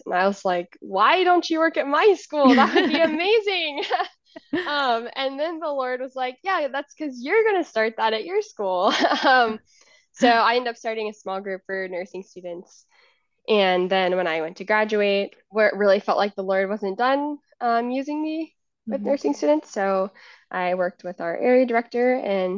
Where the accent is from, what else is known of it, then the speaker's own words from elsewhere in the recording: Richmond, Virginia, United States; I grew up in Richmond